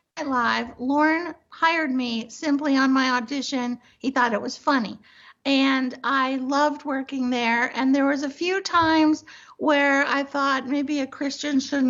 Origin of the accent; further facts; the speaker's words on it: Miami, Florida, United States; moved away; also born or lived in Los Angeles; I was raised in Miami